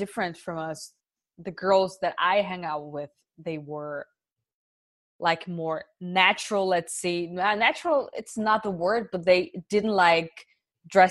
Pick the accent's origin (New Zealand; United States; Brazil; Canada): Brazil; moved away as an adult; now in Germany; it was tough growing up in Brazil